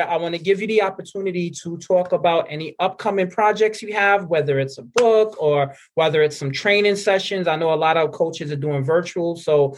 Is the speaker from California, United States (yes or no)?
no; New York City, New York, United States; I grew up in the Bronx, right? So East Tremont section.